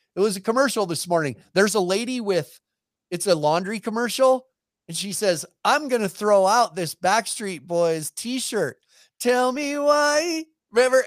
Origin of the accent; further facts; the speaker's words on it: Montana, United States; I was from Montana